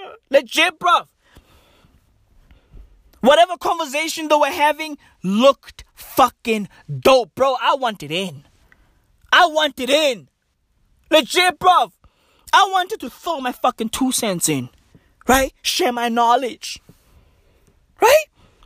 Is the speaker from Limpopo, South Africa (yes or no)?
no; Johannesburg, Gauteng, South Africa; I grew up in Johannesburg. Okay? A hood in Johannesburg.